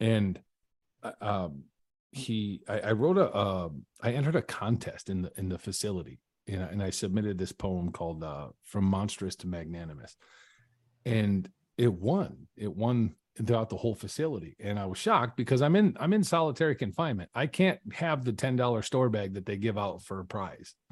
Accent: Carson City, Michigan, United States; I grew up in Michigan, uh, in small town Michigan. Uh, it's called Carson City.

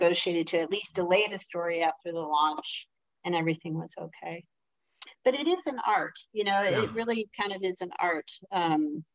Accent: Detroit, Michigan, United States; I'm from Detroit

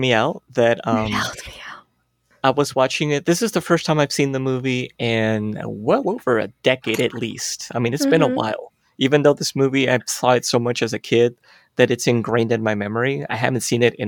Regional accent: California, United States; I grew up in California

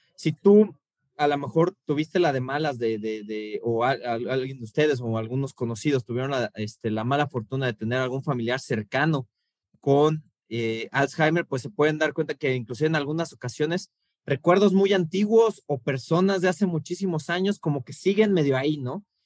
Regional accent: Mexico City, Mexico; como buen chilango

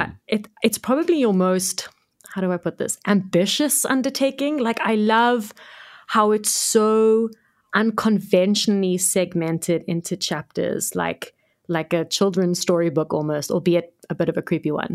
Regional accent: Cape Town, Western Cape, South Africa; also born or lived in Johannesburg; I was born in Cape Town, grew up in Cape Town, lived here my whole life

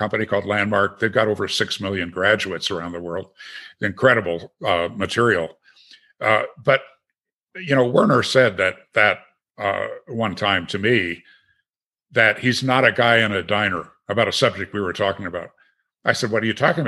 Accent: Green Bay, Wisconsin, United States; moved away; also born or lived in Aspen; never growing up in Green Bay

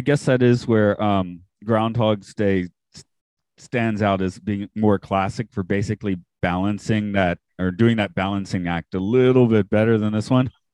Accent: Atlanta, Georgia, United States; moved away; I grew up in Atlanta

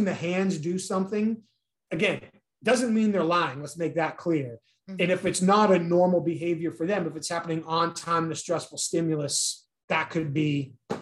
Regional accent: New England, United States; now in Southern United States, United States; I grew up in New England.

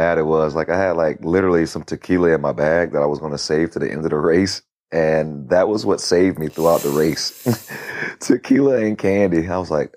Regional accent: Florida, United States; I'm from Florida

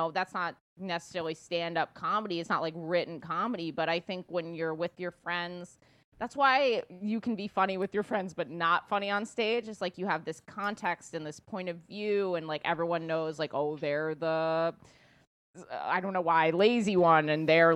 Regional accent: New York City, New York, United States; I grew up in Yorkville

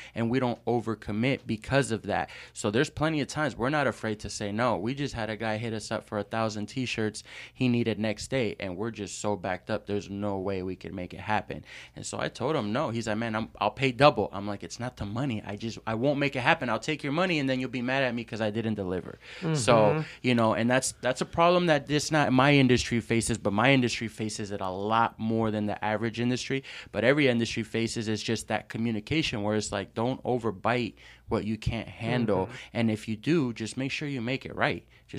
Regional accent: San Pedro, California, United States; also born or lived in New York; But I was primarily raised in LA, in San Pedro, California. And that's where I kind of grew up

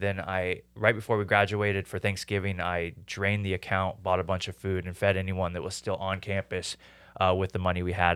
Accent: Houston, Texas, United States; moved away as an adult; also born or lived in New York; I grew, was born and raised in Houston, but I decided to leave um, early in my twenties and go off to school in New York.

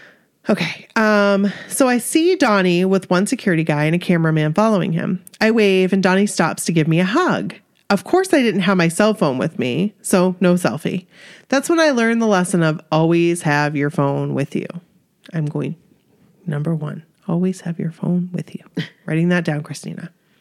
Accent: Queens, New York, United States; I'm from Queens.

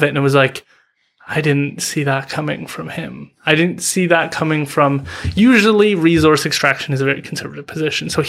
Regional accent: Vancouver, British Columbia, Canada; First of all, being proud as a British Columbian, um, as a Vancouverite or, or whatever it is, to be proud of the people who are succeeding in your community, in your area.

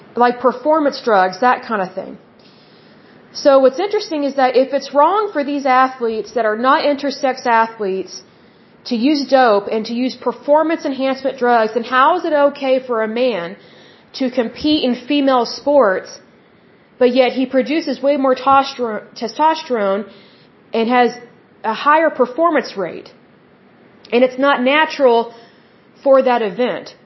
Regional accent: Oklahoma, United States; I'm from Oklahoma

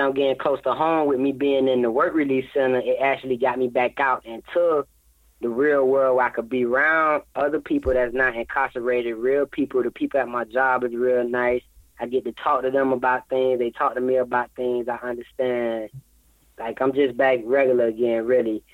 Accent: Florida, United States; I'm from Florida

